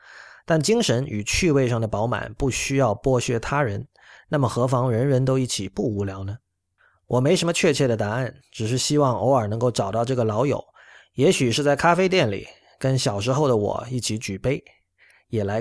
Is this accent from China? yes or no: yes; China; 像我们中国人在以前学到乌托邦